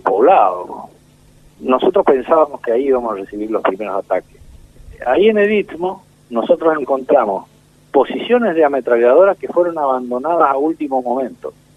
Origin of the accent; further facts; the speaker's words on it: Argentina; somos familias patricias argentinas